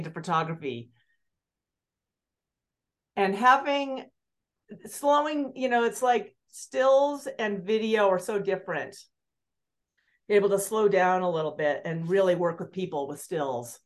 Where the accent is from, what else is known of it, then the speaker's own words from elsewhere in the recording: Aspen, Colorado, United States; growing up in Aspen